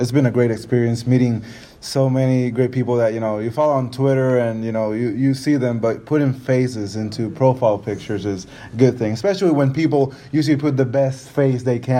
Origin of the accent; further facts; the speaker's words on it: Tennessee, United States; I'm from Tennessee.